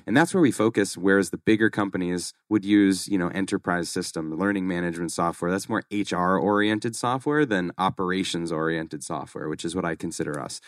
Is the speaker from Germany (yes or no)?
no; Boston, Massachusetts, United States; moved away as an adult; now in Scottsdale, United States; I grew up in Massachusetts, grew up in Boston